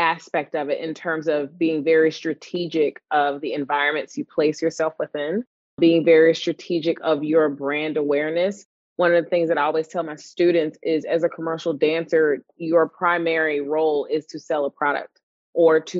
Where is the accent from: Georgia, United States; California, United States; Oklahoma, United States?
Georgia, United States; Atlanta; also born or lived in Philadelphia; I'm from Atlanta, and that's where I currently reside now